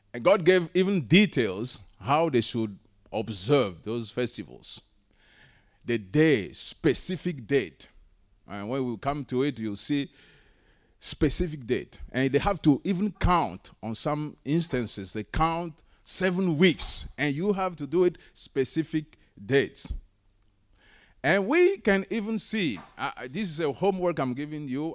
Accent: Togo; moved away; I'm originally from Togo

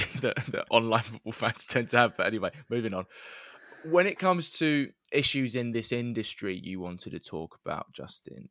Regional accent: London, United Kingdom; I grew up in North East London, supporting Huddersfield Town

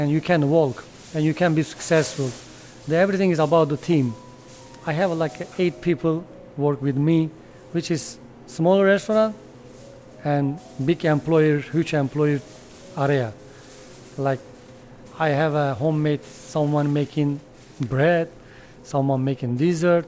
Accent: Adana, Turkey; English is a second language; moved away; I come from Adana. I born Adana all my life. My whole family from Adana

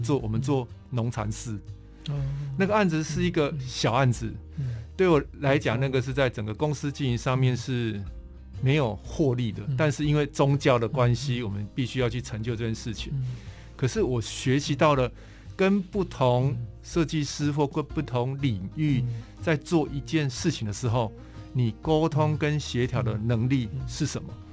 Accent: Tainan, Taiwan; also born or lived in Pingtung; 我本身是屏东人，嗯。然后后来大概成长的历程大概都是在台南，嗯。所以台南也， 也之前翻过去台南，所以是算我第二个嗯。故乡

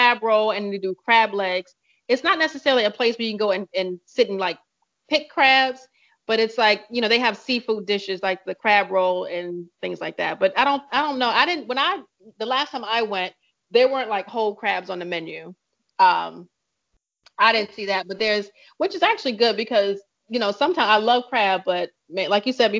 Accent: Virginia, United States; now in New York, United States; I grew up in Virginia along the water, and I grew up eating seafood

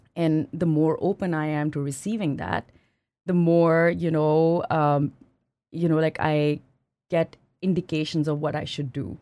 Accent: Pakistan; moved away as an adult; also born or lived in France / United States / Singapore; now in Canada; I grew up in Pakistan

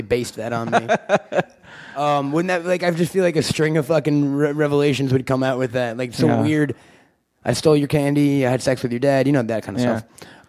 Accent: Long Island, New York, United States; I grew up in Long Island. It was a pretty small town where I'm from.

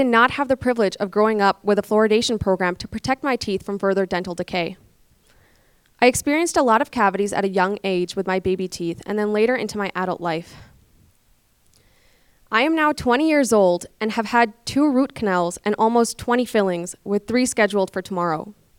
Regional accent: Pakistan; also born or lived in London, Canada; now in Calgary, Canada; I moved to Canada from Pakistan in 2007. I first lived in London, Ontario, and then later moved to Calgary.

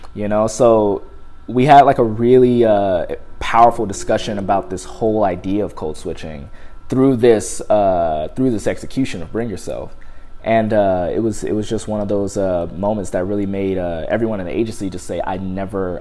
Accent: Compton, California, United States; moved away; Use all my type of slangs that I grew up using in Compton

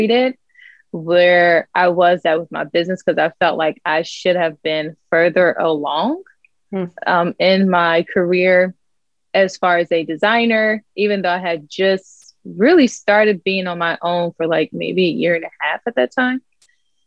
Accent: Dayton, Ohio, United States; now in West Palm Beach, United States; I'm in West Palm Beach, Florida. I'm originally from Dayton, Ohio. So Midwest girl, now living in sunny SoFlo, South Florida.

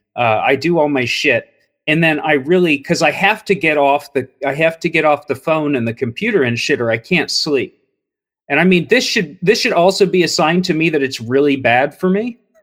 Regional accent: Cincinnati, Ohio, United States; now in Columbus, United States; I grew up in Cincinnati

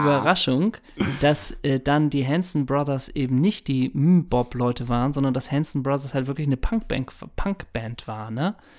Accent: Hamburg, Germany; ich komme ja aus dem Alstertal in Hamburg, aus Hamburgs Norden

